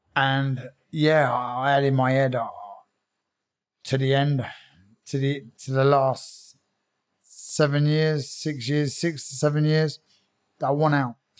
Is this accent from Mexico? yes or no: no; Croydon, London, United Kingdom; I was born in Croydon. Um, yeah, I'm, I'm, from a little council estate. Um, been there all my life